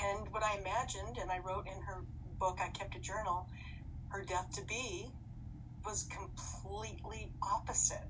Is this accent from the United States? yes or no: yes; Los Angeles, California, United States; I was born in the Queen of Angels Hospital in Los Angeles, the City of Angels.